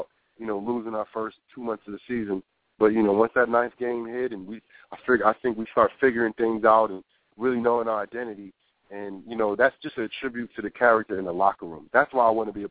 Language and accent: English; New Brunswick, New Jersey, United States; moved away; also born or lived in Tampa, Florida; New Brunswick, New Jersey. It's my hometown when I went to high school.